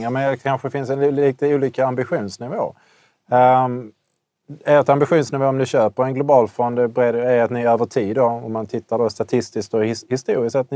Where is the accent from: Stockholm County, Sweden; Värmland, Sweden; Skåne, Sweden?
Skåne, Sweden; Malmö; moved away as an adult; also born or lived in China / Switzerland; är jag född på Kulladal.